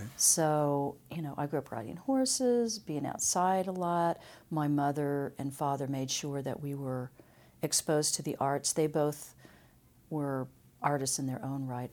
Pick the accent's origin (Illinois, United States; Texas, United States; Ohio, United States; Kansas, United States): Kansas, United States; Emporia; born or raised there; also born or lived in Topeka